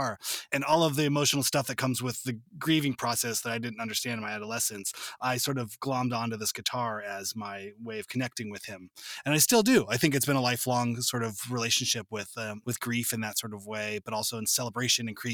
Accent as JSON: {"language": "English", "area": "suburbs of LA", "region": "Southern California", "country": "United States", "tie": "born or raised there", "said": "I grew up in Southern California, just in the suburbs"}